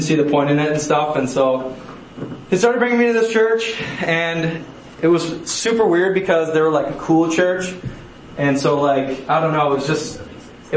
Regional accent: Mankato, Minnesota, United States; I grew up in Mankato, Minnesota

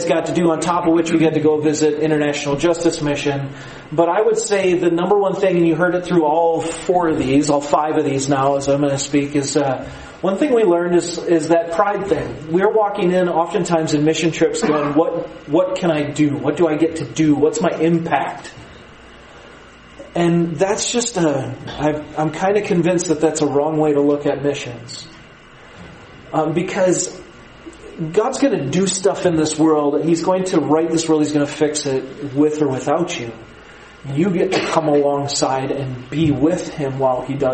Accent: United States; as an American

